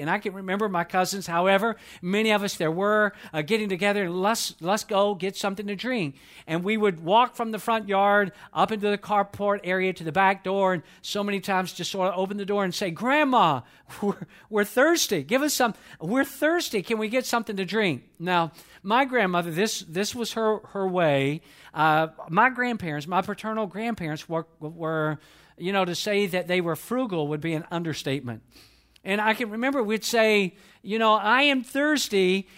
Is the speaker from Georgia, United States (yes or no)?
yes; Atlanta, Georgia, United States; I was born and raised in Atlanta, Georgia.